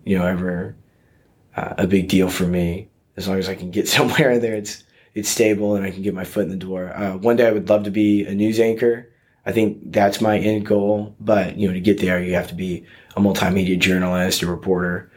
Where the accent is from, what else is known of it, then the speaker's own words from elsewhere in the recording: Mission, Kansas, United States; I'm from Mission, Kansas, which is a suburb of Kansas City